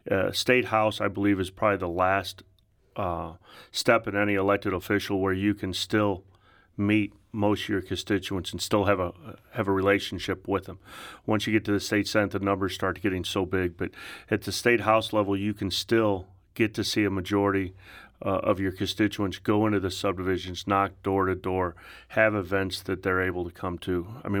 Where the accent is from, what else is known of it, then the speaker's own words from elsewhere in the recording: St. Louis, Missouri, United States; Well, I grew up in South County. And everybody from St. Louis wants to know what high school. I went to Lindbergh High School